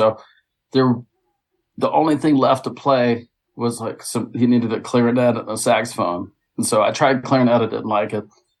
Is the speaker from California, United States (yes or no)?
no; Jackson, Mississippi, United States; born there; also born or lived in Southern US; Like, I'm from the South, so I was born in Jackson, Mississippi.